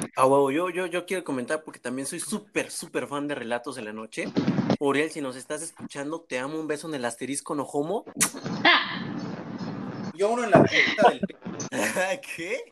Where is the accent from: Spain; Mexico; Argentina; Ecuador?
Mexico; como buenos mexicanos, toda nuestra familia estaba en una casa nada más